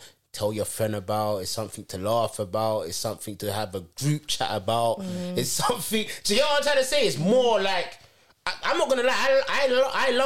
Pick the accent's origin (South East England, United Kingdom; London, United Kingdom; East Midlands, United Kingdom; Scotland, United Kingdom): London, United Kingdom; I'm from Brixton